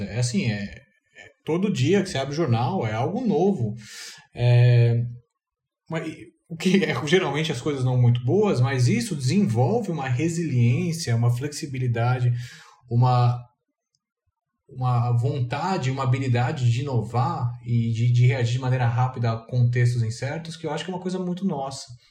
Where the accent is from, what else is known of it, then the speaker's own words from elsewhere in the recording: Brazil; eu sou brasileiro